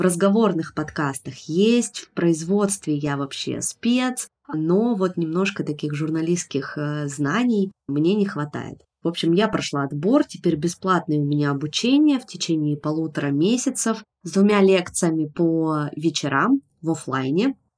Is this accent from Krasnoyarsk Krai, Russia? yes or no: no; Yekaterinburg, Sverdlovsk Oblast, Russia; moved away as an adult; now in Tbilisi, Georgia; я не уехала в Петербург из Екатеринбурга